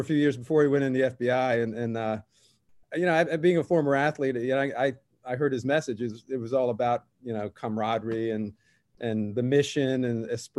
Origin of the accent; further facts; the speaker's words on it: Virginia Beach, Virginia, United States; I grew up in Virginia Beach, Virginia.